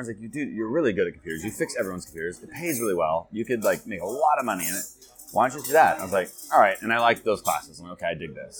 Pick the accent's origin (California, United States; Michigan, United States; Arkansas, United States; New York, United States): California, United States; now in Asia; California, Northern California.